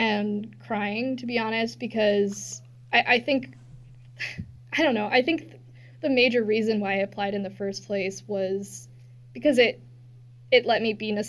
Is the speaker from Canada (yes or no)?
yes; Canada; also born or lived in Minnesota; now in Washington, D.C., United States; I'm Canadian